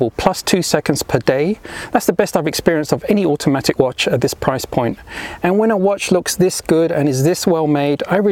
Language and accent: English; London, United Kingdom; moved away; also born or lived in Europe; And although I now live in Europe, I was born and raised in London, England